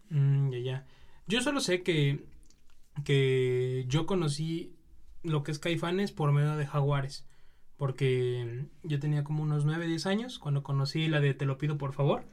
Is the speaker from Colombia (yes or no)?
no; Mexico; nosotros como mexicanos